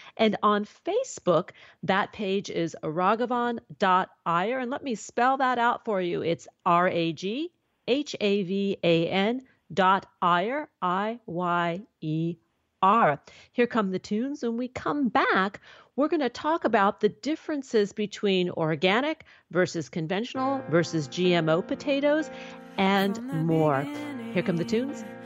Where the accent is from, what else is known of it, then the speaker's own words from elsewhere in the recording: New York City, New York, United States; now in Southern California, United States; a young girl growing up in New York City